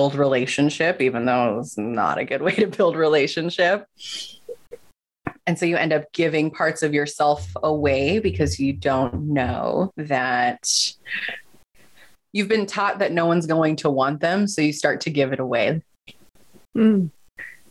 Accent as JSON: {"language": "English", "region": "Southern California", "country": "United States", "also_born_or_lived": "Utah / Los Angeles", "said": "I actually went to college in Utah, even though I am from Southern California"}